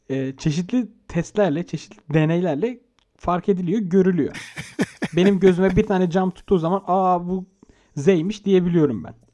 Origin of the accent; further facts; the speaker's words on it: Turkey; Türküz oğlum hepimiz. Hepimiz Türküz.